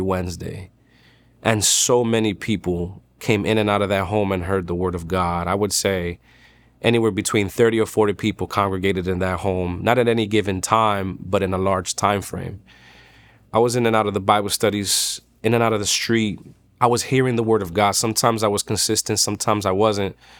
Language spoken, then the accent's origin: English; New York City, New York, United States; I'm from Dykeman. It's Manhattan, New York.